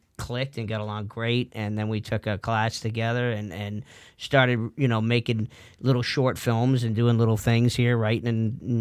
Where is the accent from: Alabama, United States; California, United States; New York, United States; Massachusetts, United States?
Massachusetts, United States; Boston; also born or lived in Tennessee; now in Los Angeles, United States; I'm originally from Boston